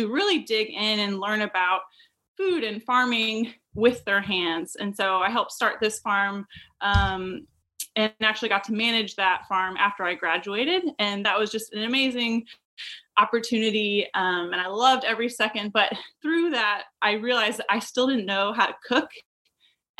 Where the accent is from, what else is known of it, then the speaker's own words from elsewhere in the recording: St. Louis, Missouri, United States; moved away as an adult; also born or lived in Virginia; now in Raleigh-Durham, United States; I am actually from the Midwest originally, from the suburbs of St. Louis